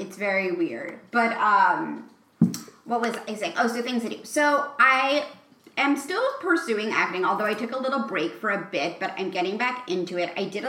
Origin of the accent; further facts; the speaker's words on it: New York City, New York, United States; I grew up in New York City.